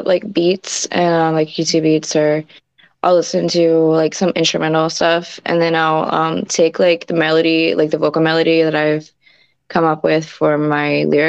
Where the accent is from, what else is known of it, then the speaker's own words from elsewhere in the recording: Staunton, Virginia, United States; now in Virginia Beach, United States; So I'm originally from Stanton, Virginia.